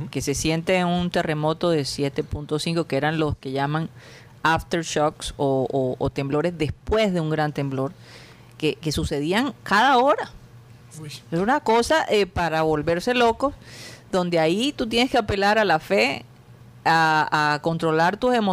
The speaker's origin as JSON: {"language": "Spanish", "area": "Costeños", "region": "Caribbean coast", "country": "Colombia", "said": "somos los costeños."}